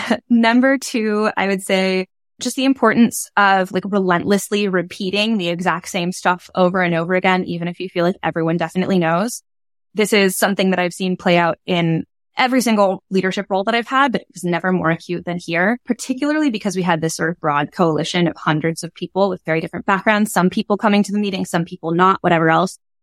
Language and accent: English; Bay Area, California, United States; I'm from the Bay Area